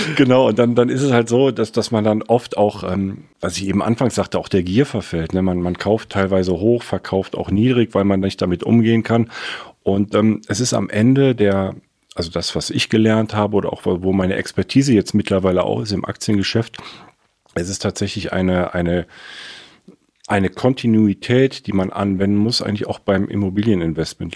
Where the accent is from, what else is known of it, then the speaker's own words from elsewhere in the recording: Cologne, North Rhine-Westphalia, Germany; moved away as an adult; also born or lived in Frankfurt; Ich komme aus Köln. Ich bin in Köln aufgewachsen, auf der, auf der rechten Rheinseite